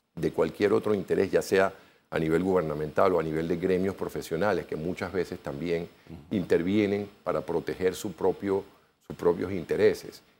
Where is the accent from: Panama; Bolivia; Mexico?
Panama